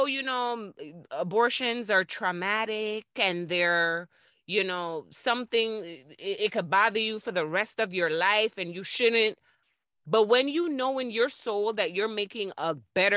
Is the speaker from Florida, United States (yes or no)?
yes; Florida, United States; I'm from Florida